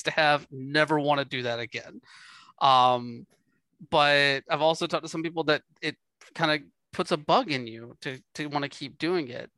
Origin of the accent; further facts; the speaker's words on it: the South, United States; I'm from the South